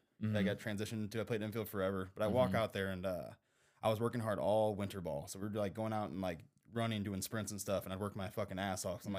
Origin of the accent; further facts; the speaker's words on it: Afton, Missouri, United States; So I grew up in South County, Missouri.